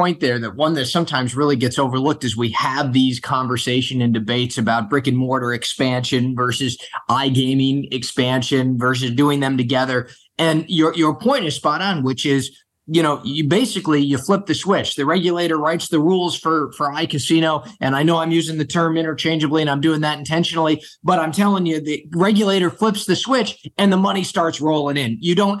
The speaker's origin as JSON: {"language": "English", "region": "Michigan", "country": "United States", "tie": "born or raised there", "said": "my home state of Michigan"}